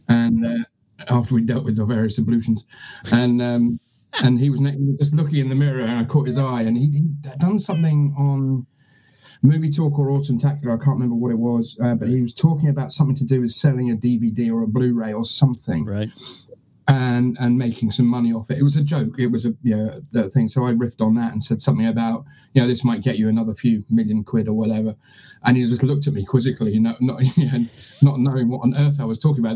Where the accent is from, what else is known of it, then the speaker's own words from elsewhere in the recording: 50 miles west of London, South East England, United Kingdom; accent: English; now in Edinburgh, United Kingdom; I was born in Edinburgh, but then I moved down. My family moved down south when I was one year old. Um, okay. Um, so I was brought up in England, uh, 50 miles west of London.